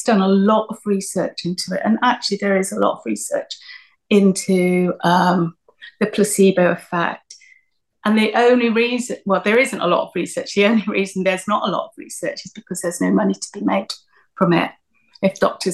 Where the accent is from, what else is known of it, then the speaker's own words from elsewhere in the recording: Myanmar; moved away; because of my Eastern background, because I was from Myanmar.